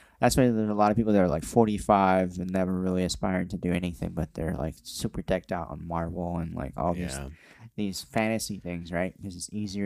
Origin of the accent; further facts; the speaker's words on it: Santa Ana, California, United States; I grew up in it's technically Orange County